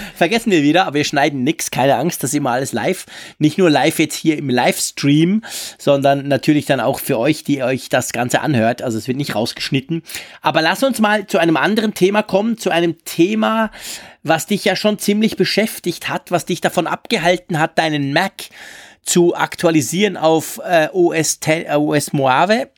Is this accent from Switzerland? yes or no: yes; Switzerland; für mich als Schweizer